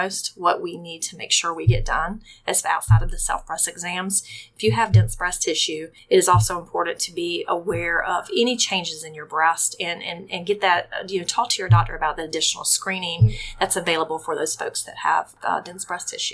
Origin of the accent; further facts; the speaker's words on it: Rincon, Georgia, United States; also born or lived in Savannah, Georgia; I grew up in Rankin, Georgia. Simple girl right here from Savannah, Georgia